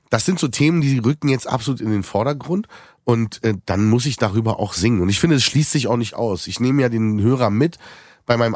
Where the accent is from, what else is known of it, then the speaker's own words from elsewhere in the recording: Berlin, Germany; Aber als Berliner gar nicht so weit entfernt von uns